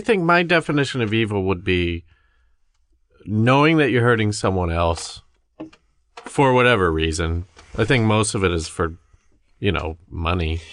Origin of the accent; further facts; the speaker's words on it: Midwest, United States; we grew up in the Midwest